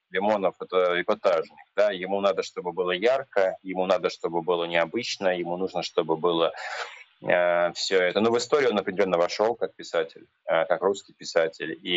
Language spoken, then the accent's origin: Russian; Ryazan, Ryazan Oblast, Russia; я сам из Рязани.